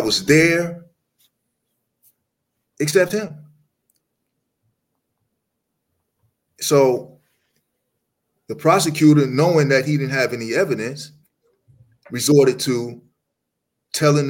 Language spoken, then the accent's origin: English; Uniondale, New York, United States; I'm from Long Island, New York, Uniondale, where we had two pro teams, the New York Nets and New York Islanders